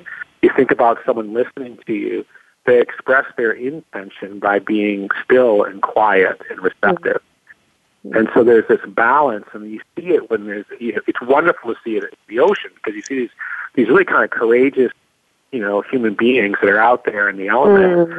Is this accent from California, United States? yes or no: yes; California, United States; I'm from California